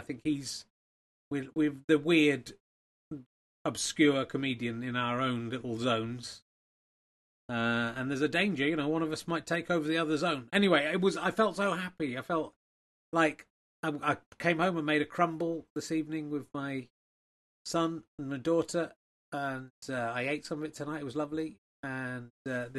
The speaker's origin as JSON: {"language": "English", "town": "Cheddar", "region": "South West England", "country": "United Kingdom", "tie": "born or raised there", "said": "I come from Cheddar. I wasn't born there, but I grew up there."}